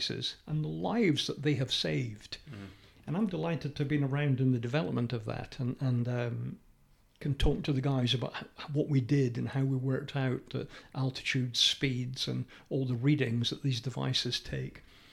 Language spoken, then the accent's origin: English; United Kingdom; we're British